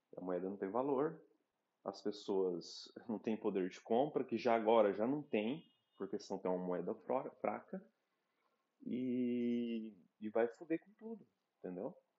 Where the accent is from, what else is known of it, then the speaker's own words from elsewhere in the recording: Brazil; moved away; sendo brasileiro num país